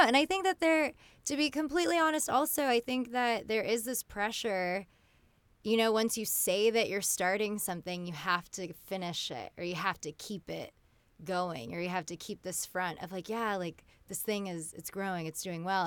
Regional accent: California, United States; I grew up in California, so I consider myself, you know, I'm fully American

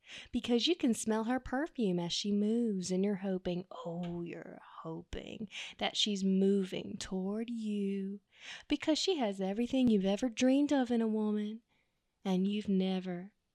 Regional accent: the South, United States; I am a Southerner

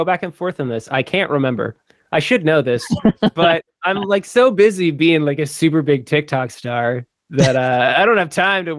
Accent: Canada; Touring as a Canadian into the States

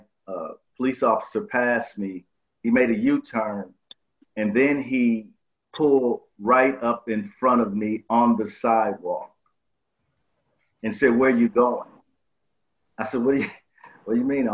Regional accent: Milwaukee, Wisconsin, United States; I grew up in Milwaukee, Wisconsin.

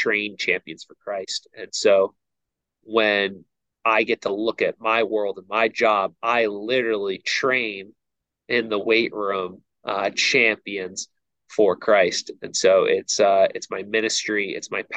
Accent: outside of New York City, United States; now in Virginia, United States; I grew up outside of New York City

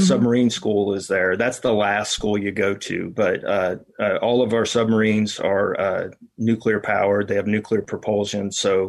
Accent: Irving, Texas, United States; moved away as an adult; now in Arlington, Virginia, United States; I grew up in Irving, and you know, went through high school there. I graduated in '90

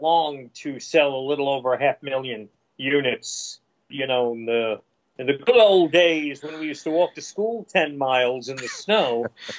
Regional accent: New York City, New York, United States; Growing up in the Bronx

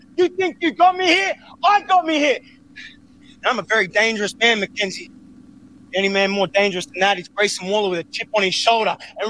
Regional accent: Australia; And as an Australian, there's only one way to celebrate properly.

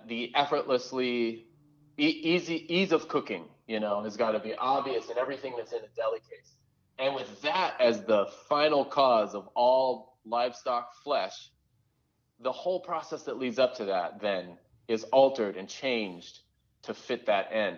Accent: Southern California, United States; I grew up in suburban Southern California

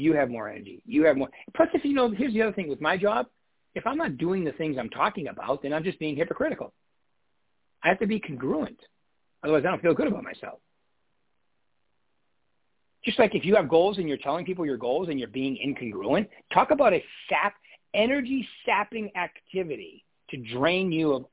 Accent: Northeast, United States; I'm from the Northeast

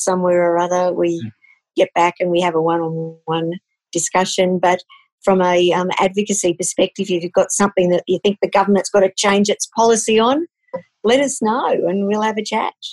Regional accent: Queensland, Australia; I grew up in Queensland

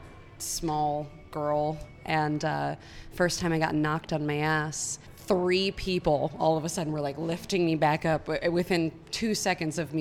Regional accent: Midwest, United States; I grew up in the Midwest

